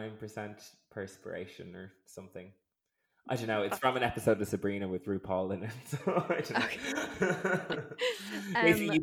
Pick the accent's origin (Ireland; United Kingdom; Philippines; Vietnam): Ireland; Dublin, Leinster; accent: Dublin; I consider my Dublin accent to be quite neutral, but I get told like by people who are like inner city Dublin, they're always like, oh, fucking posh you are